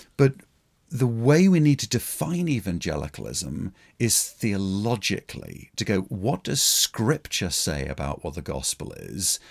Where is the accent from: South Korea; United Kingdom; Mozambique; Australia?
United Kingdom; as a Brit